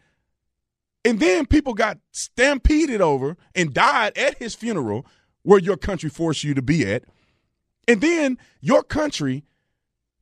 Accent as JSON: {"language": "English", "country": "United States", "said": "I'm an American"}